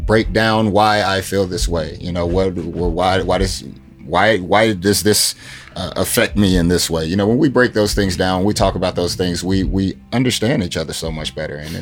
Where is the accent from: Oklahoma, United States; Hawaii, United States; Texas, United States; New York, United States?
Oklahoma, United States; Tulsa; we're from Tulsa.